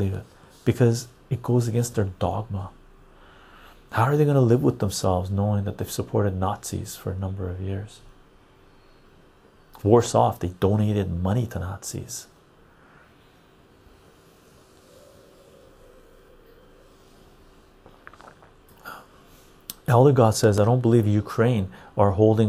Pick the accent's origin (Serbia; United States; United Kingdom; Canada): Canada; as a Canadian